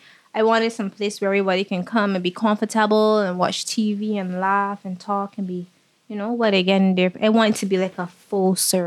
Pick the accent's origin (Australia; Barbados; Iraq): Barbados; Saint Philip; I grew up right here in St. Philip, which is also called Sanibeville. I grew up with my mom and my two sisters.